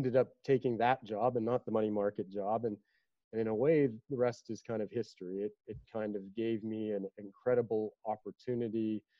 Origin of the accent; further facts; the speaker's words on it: Calgary, Alberta, Canada; I was the kid from Calgary